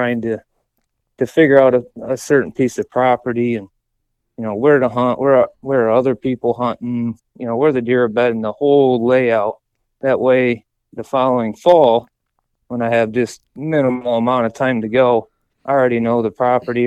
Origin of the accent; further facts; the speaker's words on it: Northern Ohio, United States; I'm from Northern Ohio